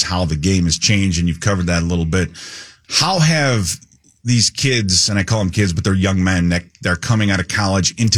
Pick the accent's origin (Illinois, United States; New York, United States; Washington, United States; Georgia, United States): Illinois, United States; Joliet; growing up in Joliet